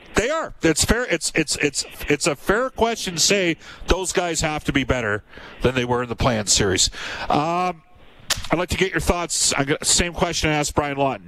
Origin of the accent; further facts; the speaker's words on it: Alberta, Canada; I'm from Alberta